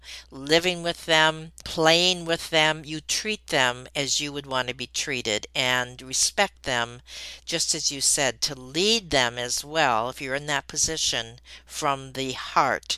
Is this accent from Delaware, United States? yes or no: no; Detroit, Michigan, United States; growing up in Detroit, Michigan